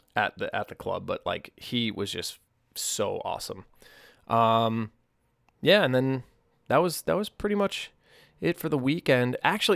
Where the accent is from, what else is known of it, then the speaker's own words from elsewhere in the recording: Massachusetts, United States; now in Nashville, United States; Like, I know growing up on the North Shore, there was really just, like, the Salem Jazz and Soul Festival in August, which was great.